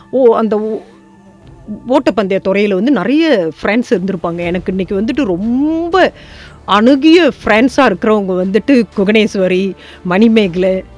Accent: estate near Labu, Negeri Sembilan, Malaysia; now in Ireland; நான் பிறந்து வளர்ந்தது கிருபி தோட்டத்தில்

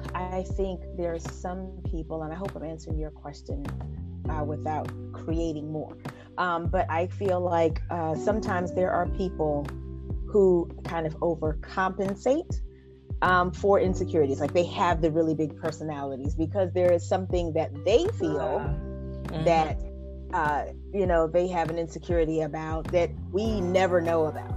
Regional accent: Beaufort, South Carolina, United States; You know, growing up in South Carolina, you're in Beaufort, especially, we had 3 military bases.

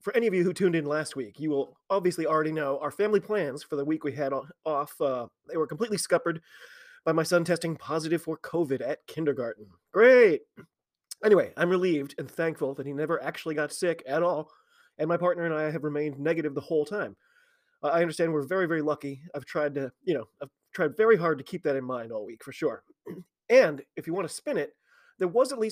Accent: United States; I'm an American

